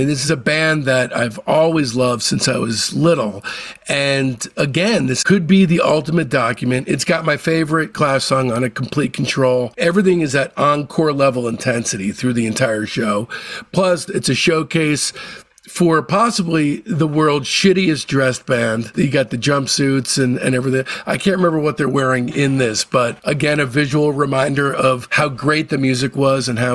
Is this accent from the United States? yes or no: yes; New Jersey, United States; I grew up in Jersey